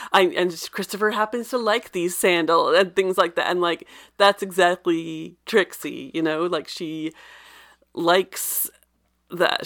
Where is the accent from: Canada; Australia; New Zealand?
Canada; I'm Canadian